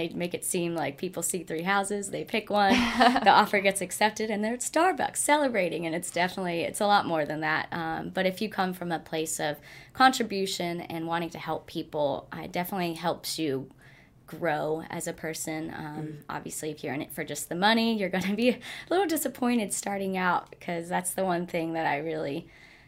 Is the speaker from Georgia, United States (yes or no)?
yes; Atlanta, Georgia, United States; also born or lived in South Africa; I mainly grew up in Atlanta. So I went to Norcross High School and like Duluth Middle and all those.